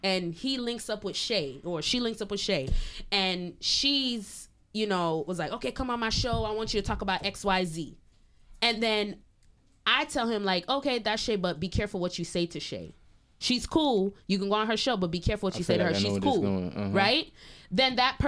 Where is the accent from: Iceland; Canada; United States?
Canada; Montreal, Quebec; I'm born and raised in Canada